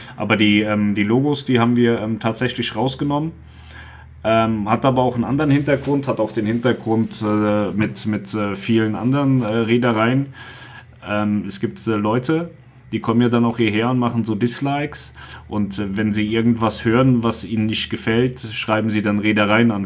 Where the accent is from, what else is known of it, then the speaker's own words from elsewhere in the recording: Hesse, Germany; Wir kommen ja aus, aus Hessen